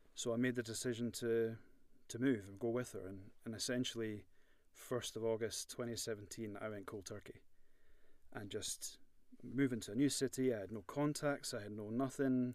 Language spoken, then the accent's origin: English; Edinburgh, Scotland, United Kingdom; moved away as an adult; now in Belfast, United Kingdom; I'm born born and bred in Edinburgh, as you can you can imagine from my accent